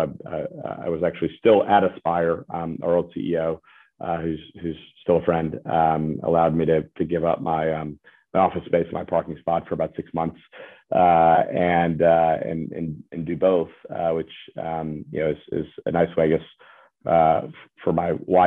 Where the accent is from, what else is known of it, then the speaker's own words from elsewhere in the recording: Birmingham, Alabama, United States; now in Nashville, United States; I'm from Birmingham, Alabama